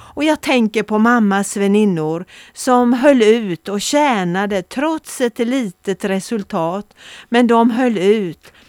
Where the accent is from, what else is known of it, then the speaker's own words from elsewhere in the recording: Oskarshamn, Kalmar County, Sweden; now in Växjö, Sweden; min barndom och ungdom i Oskarshamn